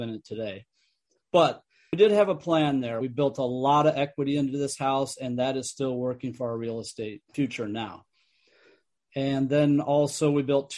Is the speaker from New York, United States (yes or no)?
yes; upstate New York, United States; now in California, United States; up near my hometown where I grew up in upstate New York near my family